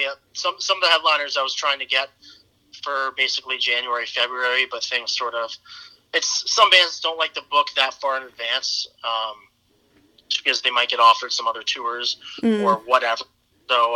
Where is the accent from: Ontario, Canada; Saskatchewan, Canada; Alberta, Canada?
Ontario, Canada; Brantford; I'm from Brantford. That's where my roots are